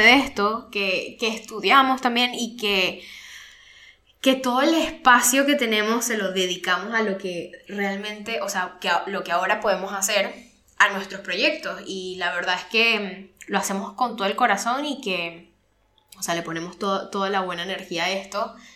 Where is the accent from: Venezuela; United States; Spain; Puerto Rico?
Venezuela; moved away; ambos somos venezolanos y nos fuimos del país